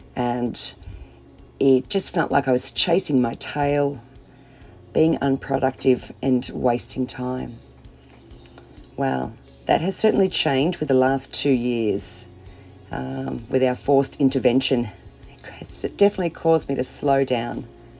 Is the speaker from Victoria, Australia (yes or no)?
yes; Melbourne, Victoria, Australia; from Melbourne, Australia.